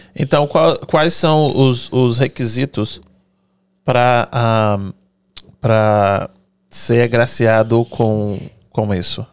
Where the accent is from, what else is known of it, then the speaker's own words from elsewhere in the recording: Brazil; moved away as an adult; eu sou brasileiro também, saí de lá com 19 anos, quase 20